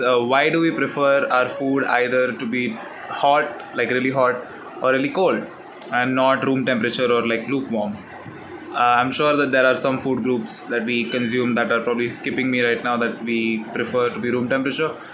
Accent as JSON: {"language": "English", "country": "India", "said": "I'm from India"}